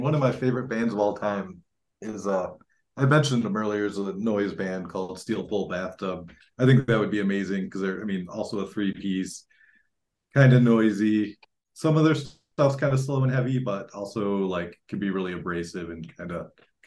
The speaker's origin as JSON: {"language": "English", "town": "Detroit", "region": "Michigan", "country": "United States", "tie": "born or raised there", "moved": "yes", "lives_now": "Denver, United States", "said": "growing up around Detroit"}